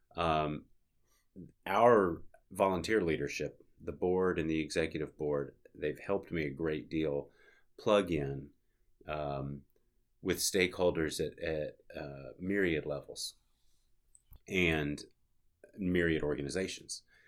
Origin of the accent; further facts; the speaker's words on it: Little Rock, Arkansas, United States; moved away as an adult; now in Bentonville, United States; That was my hometown.